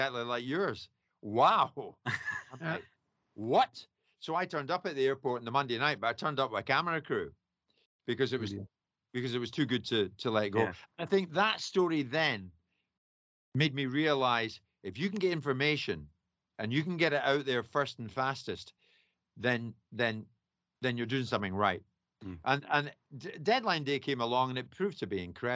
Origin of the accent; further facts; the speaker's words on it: Scotland, United Kingdom; I'm Scottish with an accent like this